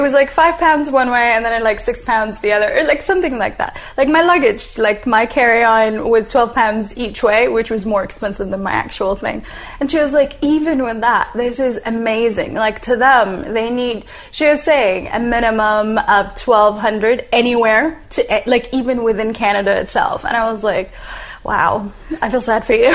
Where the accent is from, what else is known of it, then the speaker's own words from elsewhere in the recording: Saudi Arabia; moved away as an adult; also born or lived in United States / United Kingdom; So I'm originally Saudi. I was born in Saudi, raised in Saudi